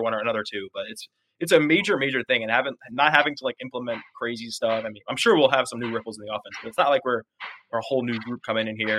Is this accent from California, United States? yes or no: no; New York, United States; I grew up in New York